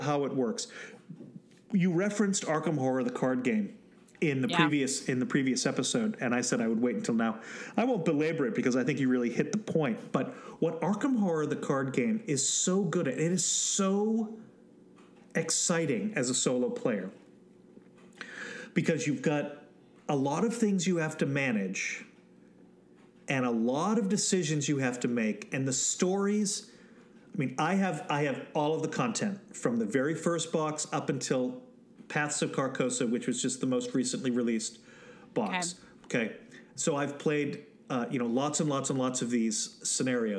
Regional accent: New England, United States; I grew up in New England

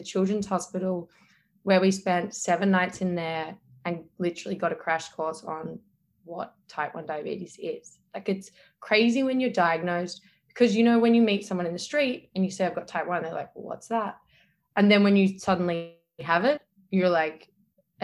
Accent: Australia; accent: Australian; now in New York City, United States; my Australian accent

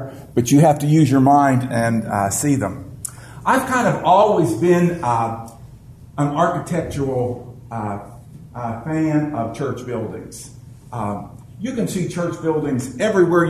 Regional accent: Marianna, United States; I'm from Marianna, which most of you know, which is a little podunk place

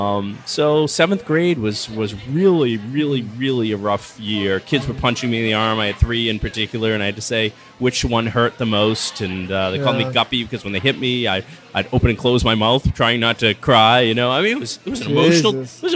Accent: Franklin, Massachusetts, United States; I grew up in Franklin, Mass

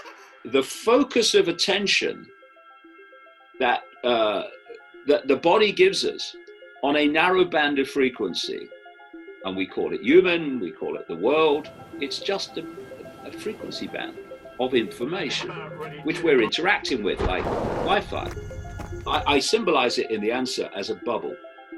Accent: United Kingdom; I am a man, I am white, I am British, etc.

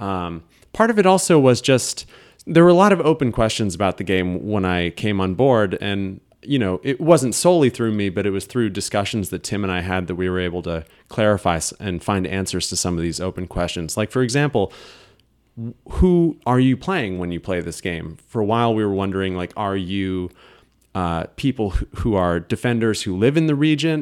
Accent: Burlington, Vermont, United States; moved away as an adult; also born or lived in Ohio; now in Philadelphia, United States; I was born in Ohio, but moved pretty early on to Vermont

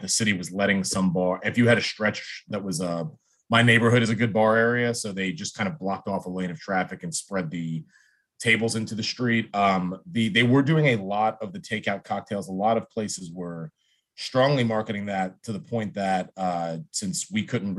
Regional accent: New Jersey, United States; now in California, United States; I grew up in Jersey

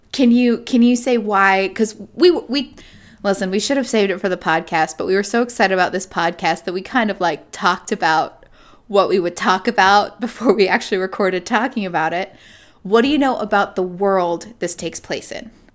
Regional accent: Utah, United States; we grew up in Utah

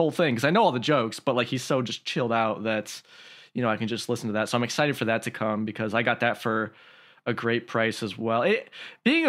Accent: Midwest, United States; I'm from the Midwest like you are, Calvin

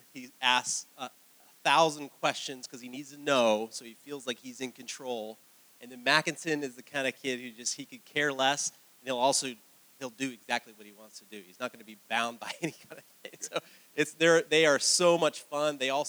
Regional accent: Lovettsville, Virginia, United States; We are from Western Loudoun County, actually. My wife and I both grew up out there. I was in Lovettsville, if you know that area. My wife in Percival.

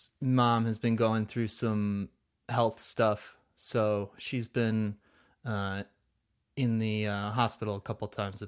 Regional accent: New Jersey, United States; I'm from Jersey

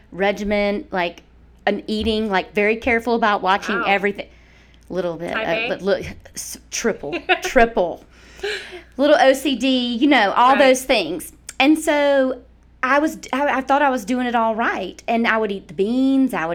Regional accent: Mississippi, United States; moved away as an adult; also born or lived in Atlanta, Georgia; now in Athens, United States; I'm from Mississippi

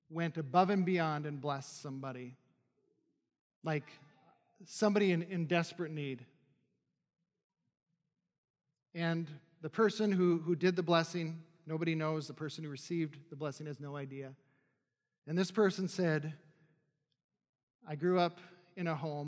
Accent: North Dakota, United States; moved away; I was probably 14, 15 at the time, and I'm from North Dakota, barren lands

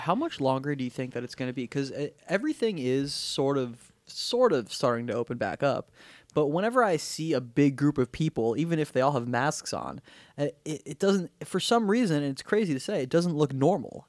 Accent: Weston, Florida, United States; we grew up in Weston.

